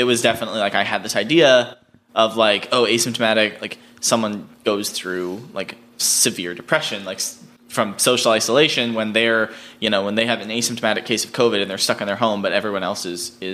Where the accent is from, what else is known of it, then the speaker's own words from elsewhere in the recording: East Coast, United States; now in Los Angeles, United States; I grew up on the East Coast, not in Utah